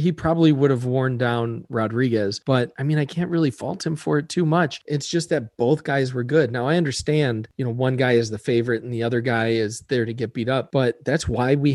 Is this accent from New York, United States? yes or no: no; Chicago, Illinois, United States; We're from the South Side